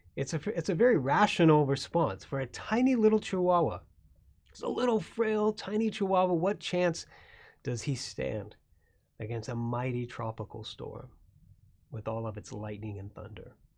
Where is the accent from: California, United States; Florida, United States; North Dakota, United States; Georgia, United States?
Florida, United States; I grew up in Florida